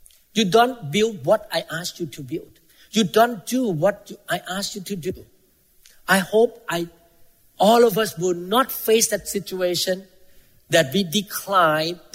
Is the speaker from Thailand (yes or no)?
yes; Thailand; moved away; I came from Thailand. Most Thai people are Buddhists.